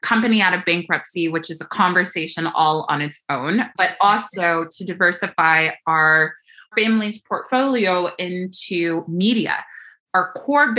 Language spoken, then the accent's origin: English; Louisville, Kentucky, United States; moved away as an adult; also born or lived in Los Angeles / Chicago; I grew up in Louisville, Kentucky, and proud of those kind of Southern roots